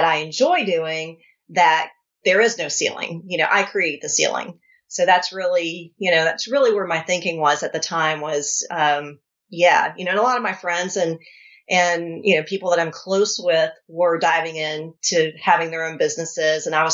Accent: North Carolina, United States; I'm from North Carolina

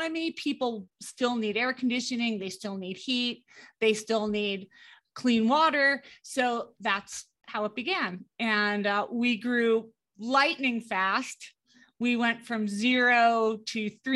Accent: United States; also born or lived in Denver, Colorado / Grenada; now in Colorado, United States; I'm originally from the New York, New Jersey area

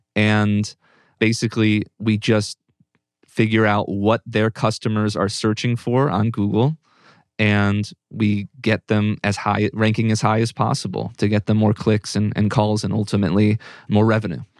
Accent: Northern Virginia, United States; moved away; also born or lived in Pittsburgh; I'm from Northern Virginia, which is a suburb of D C

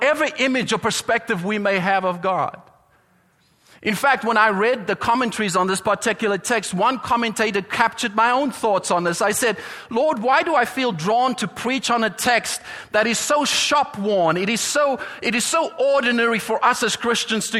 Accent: South Africa; accent: South African; My accent came through there.

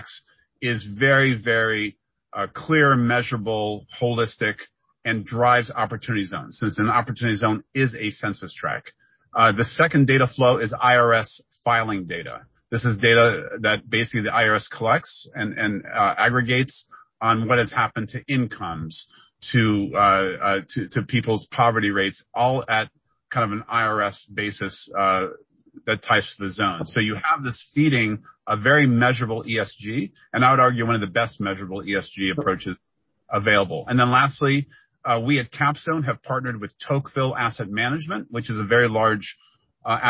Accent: Ohio, United States; our days growing up in Ohio

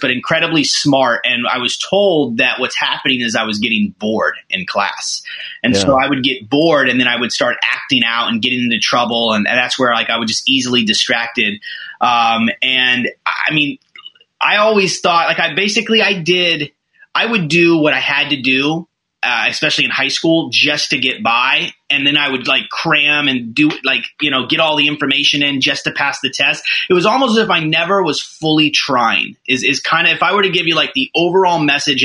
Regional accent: Orlando, Florida, United States; also born or lived in Bangor, Maine; I was born in Maine, Bangor, Maine, home of Stephen King. Know nothing about it. I left when I was a baby, moved to Orlando when I was a baby, and have been here my whole life

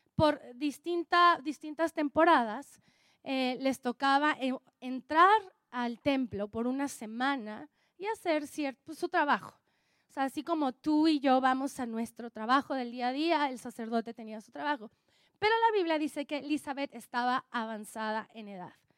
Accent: Oaxaca, Mexico; Soy oaxaqueña, soy oaxaqueña

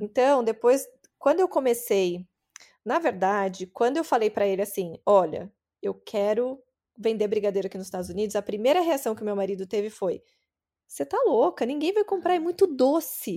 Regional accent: interior of São Paulo, Brazil; accent: paulistano (São Paulo capital); moved away as an adult; now in California, United States; Meu sotaque vem de São Paulo. Eu cresci no interior de São Paulo e eu fui para a capital

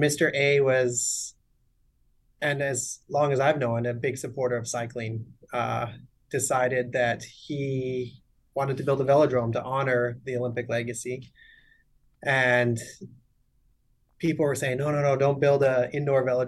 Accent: Canada; now in United States; Yeah, I'm Canadian. I raced for the Canadian team, national team, from 2003 to 2012

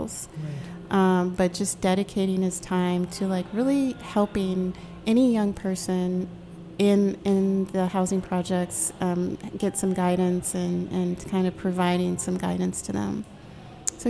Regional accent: North Dakota, United States; also born or lived in North Carolina / Virginia; now in Maryland, United States; I grew up in North Dakota.

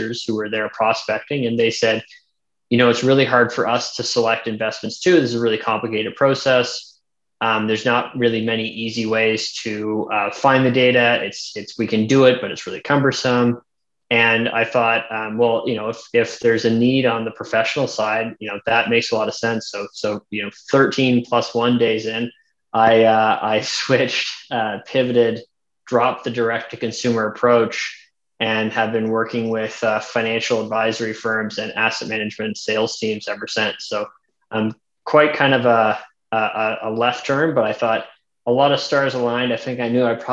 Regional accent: Halifax, Nova Scotia, Canada; moved away as an adult; also born or lived in Toronto; I'm from Halifax. I'm kind of born and raised, grew up, did accounting at Dalhousie

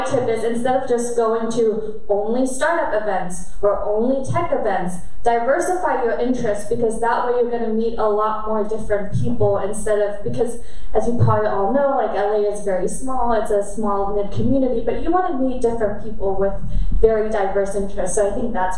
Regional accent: Germany; I grew up in Germany and I'm half Korean

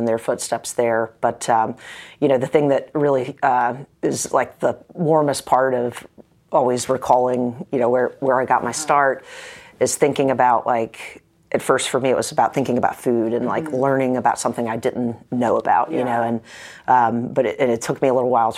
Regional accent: Kernersville, North Carolina, United States; also born or lived in Greensboro, North Carolina / Raleigh, North Carolina; I'm from Kernersville, which is about 90 miles west of Raleigh, and I was born in Greensboro. Kernersville is like right in between Winston-Salem and Greensboro, mm-hmm. So... grew up there

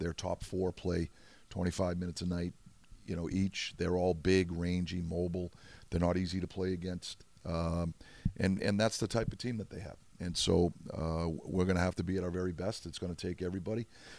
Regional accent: Boston, Massachusetts, United States; now in Pittsburgh, United States; that's born and raised in Boston, and has such fond memories of Fenway Park

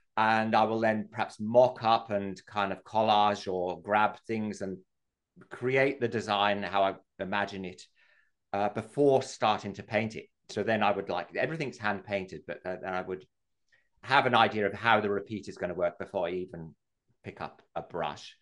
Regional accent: England, United Kingdom; moved away as an adult; now in Australia; I'm English

